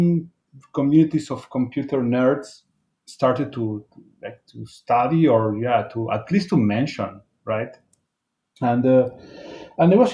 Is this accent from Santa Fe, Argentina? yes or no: no; Buenos Aires, Argentina; I am from Buenos Aires